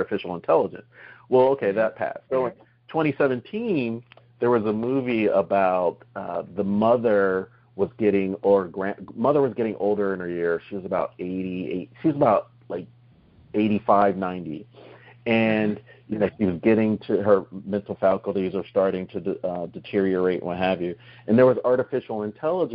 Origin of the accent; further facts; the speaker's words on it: New Jersey, United States; moved away; we're all originally from New Jersey